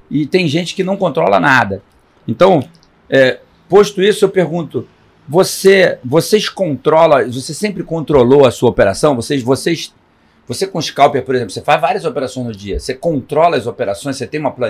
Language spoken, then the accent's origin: Portuguese; Rio de Janeiro, Brazil; Eu sou carioca, flamenguista.